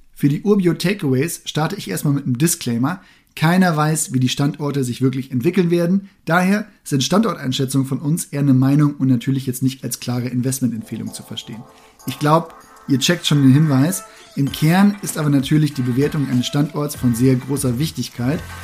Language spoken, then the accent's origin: German; Münsterland, North Rhine-Westphalia, Germany; moved away; das Münsterland, meine alte Heimat